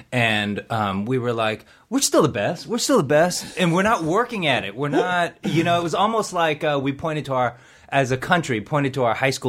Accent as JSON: {"language": "English", "region": "Seoul", "country": "South Korea", "tie": "born there", "moved": "yes", "said": "I was born in Seoul. I moved in 78."}